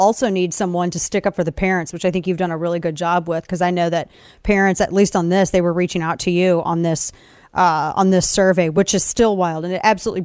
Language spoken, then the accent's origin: English; Missouri, United States; also born or lived in Webster Groves, Missouri; My home state of Missouri, show me state